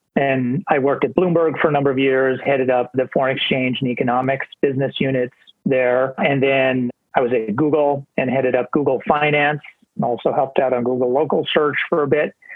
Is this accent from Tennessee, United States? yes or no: no; Montana, United States; also born or lived in New York State; now in New York, United States; I'm quarantining in Montana which is my home state where I grew up on our family ranch here